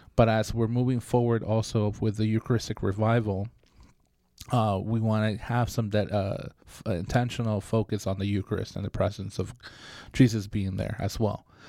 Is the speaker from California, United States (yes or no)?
yes; Bay Area, California, United States; now in Sacramento, United States; I grew up in the Bay Area